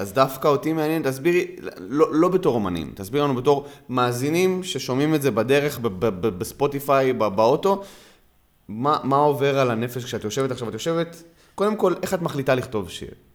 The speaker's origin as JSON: {"language": "Hebrew", "town": "Gan Yavne", "region": "Southern District", "country": "Israel", "tie": "born or raised there", "said": "אני גדלתי בגני יבנה"}